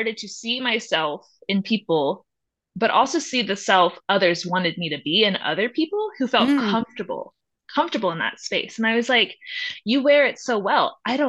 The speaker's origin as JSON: {"language": "English", "region": "the South", "country": "United States", "tie": "born or raised there", "lives_now": "Durango, United States"}